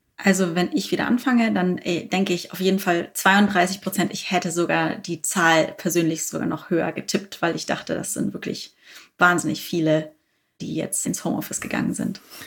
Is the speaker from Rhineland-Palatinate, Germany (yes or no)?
no; Bavaria, Germany; now in Berlin, Germany; ich bin ja Bayerin eigentlich. Insofern äh, zieht es mich dann doch öfters mal in meine alte Heimat